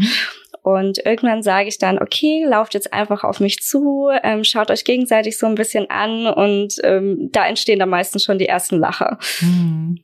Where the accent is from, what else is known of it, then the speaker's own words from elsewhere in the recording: Aschaffenburg, Bavaria, Germany; Ich komme aus Aschaffenburg, bin 27 Jahre alt